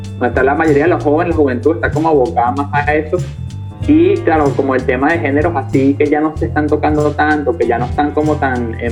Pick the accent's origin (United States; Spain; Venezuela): Venezuela; Caracas, Capital District; de restaurar como esa identidad con respecto a lo que somos de Venezuela, somos de Caracas